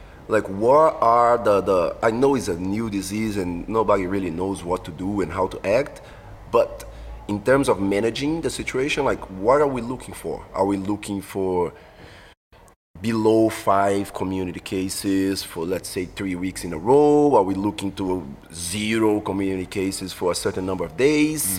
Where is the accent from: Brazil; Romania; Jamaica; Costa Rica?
Brazil; Belo Horizonte, Minas Gerais; English is a second language; moved away as an adult; now in Singapore; Belo Horizonte, is in southwest, so it's not southwest, southeast